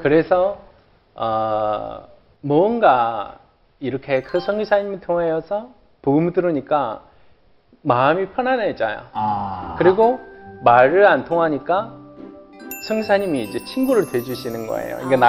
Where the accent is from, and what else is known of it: China; Korean is a second language; moved away as an adult; now in South Korea